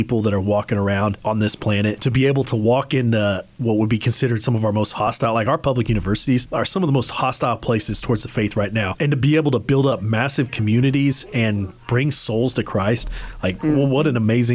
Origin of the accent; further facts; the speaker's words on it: Hays, Kansas, United States; moved away; I grew up in Hayes. I actually went to Hayes High